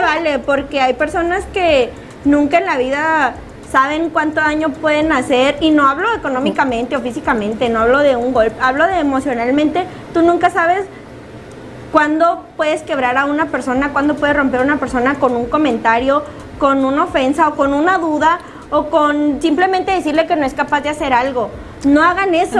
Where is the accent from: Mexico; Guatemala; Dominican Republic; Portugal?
Mexico; nosotros aquí como mexicanos